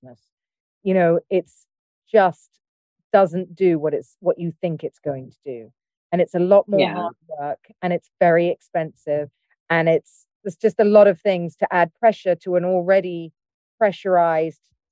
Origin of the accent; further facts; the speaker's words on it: United Kingdom; I'm British